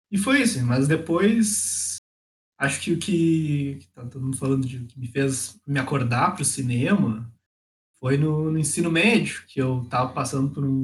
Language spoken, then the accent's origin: Portuguese; the South, Rio Grande do Sul, Brazil; estudo em São Leopoldo, né, do ladinho de Porto Alegre, no Rio Grande do Sul, sou aqui do Sul.